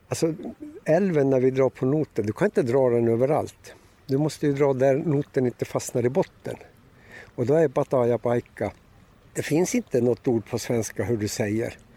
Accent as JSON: {"language": "Swedish", "town": "Karesuando", "region": "Norrbotten County", "country": "Sweden", "said": "Han visste att jag kom från Karesuando, jag var i Kiruna."}